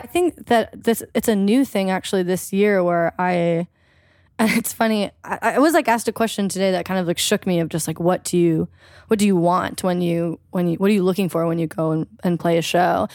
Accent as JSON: {"language": "English", "town": "Eugene", "region": "Oregon", "country": "United States", "tie": "born or raised there", "also_born_or_lived": "Philadelphia", "moved": "as an adult", "said": "my hometown, Eugene"}